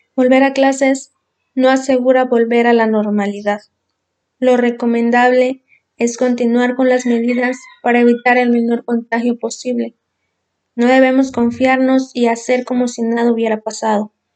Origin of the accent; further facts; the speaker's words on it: Mexico; nosotros los estudiantes somos el futuro de México